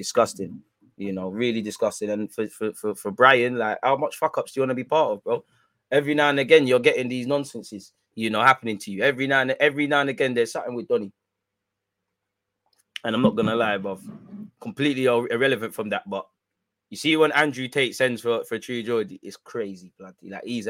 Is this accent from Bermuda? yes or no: yes; Bermuda; I'm from Bermuda, but I've seen Loki watching you for time years, fam.